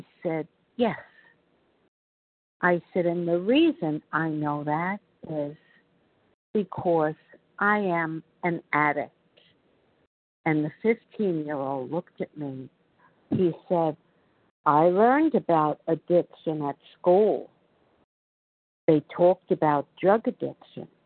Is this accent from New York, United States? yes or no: yes; New York, United States; accent: New York; I'm from New York, as you probably can tell by my New York accent